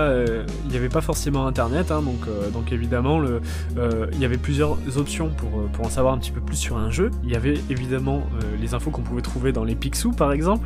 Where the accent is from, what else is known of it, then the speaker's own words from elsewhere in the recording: the South-West, south-west France, France; moved away; j'ai grandi dans le Sud-Ouest. Les premières années de ma vie, je les ai passées dans le Sud-Ouest